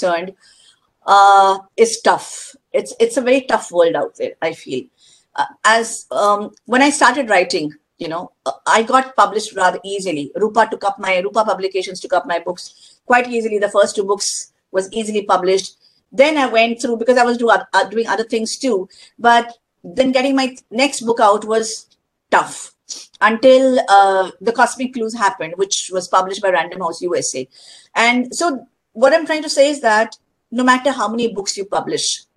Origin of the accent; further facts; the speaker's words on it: India; I'm an Indian